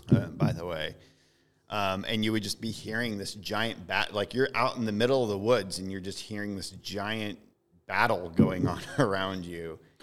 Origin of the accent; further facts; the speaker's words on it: the Ozarks, United States; I was from the Ozarks